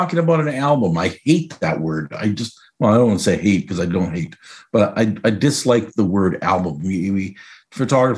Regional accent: Canada; now in United States; I'm Canadian, and we're both American citizens as well

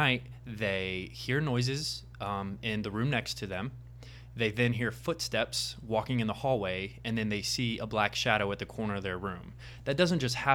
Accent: Indianapolis, Indiana, United States; now in Los Angeles, United States; I'm originally from Indianapolis, Indiana, so Midwest

